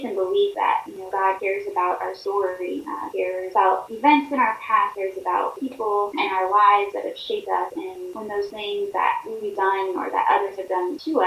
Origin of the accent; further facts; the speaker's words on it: Florida, United States; now in Pennsylvania, United States; I currently live in Pennsylvania, but I grew up in Florida